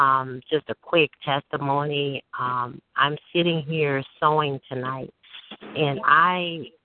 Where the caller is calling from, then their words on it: Chicago, Illinois, United States; I'm calling from Chicago.